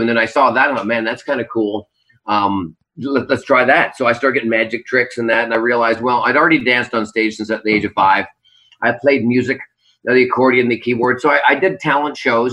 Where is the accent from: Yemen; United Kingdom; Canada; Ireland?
Canada; Vancouver, British Columbia; also born or lived in Burnaby; now in Las Vegas, United States; I'm from Vancouver.